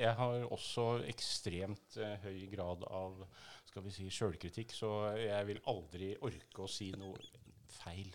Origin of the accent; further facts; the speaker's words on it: outside Tønsberg, Vestfold, Norway; dette er i Vestfold, uh, eh, utafor Tønsberg